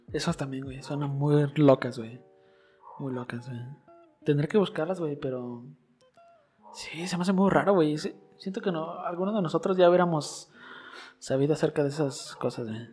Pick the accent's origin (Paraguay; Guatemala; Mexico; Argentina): Mexico; nosotros como mexicanos